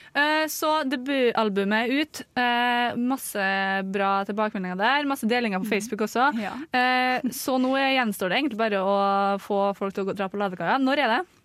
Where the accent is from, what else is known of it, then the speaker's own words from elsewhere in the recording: North Trøndelag, Norway; accent: North Trøndelag dialect; moved away; er jeg nordtrønderdialekta.